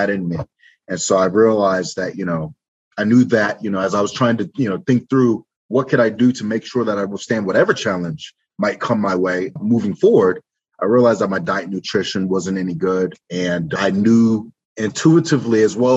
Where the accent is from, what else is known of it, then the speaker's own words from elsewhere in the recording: Alexandria, Virginia, United States; moved away as an adult; now in Detroit, United States; I'm originally from Alexandria, Virginia